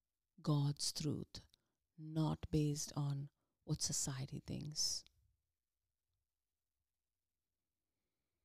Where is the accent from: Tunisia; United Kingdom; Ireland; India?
India; moved away as an adult; now in United States; we came from India